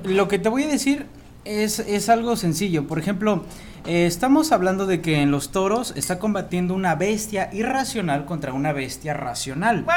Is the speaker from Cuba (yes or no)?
no; Mexico; como mexicanos